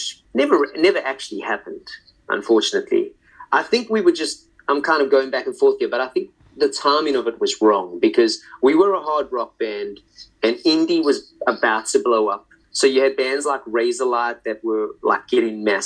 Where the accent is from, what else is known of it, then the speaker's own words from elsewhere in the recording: Johannesburg, Gauteng, South Africa; moved away as an adult; also born or lived in London, United Kingdom / Bracknell, United Kingdom; now in New Orleans, United States; I was born in Johannesburg, South Africa, and I spent my first like 20, 21 years there.